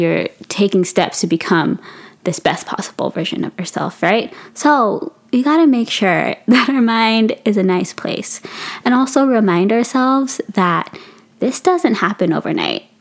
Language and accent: English; Philippines; I'm Filipino